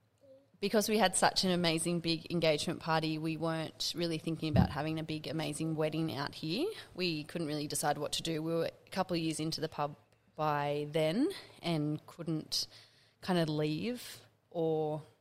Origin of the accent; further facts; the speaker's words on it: Central Coast, New South Wales, Australia; also born or lived in Hamilton Island; now in Parkes, Australia; I'm also based at the Railway Hotel in Parks, but I'm not from Parks. I'm from the Central Coast, but have lived in Parks for 10 years now too.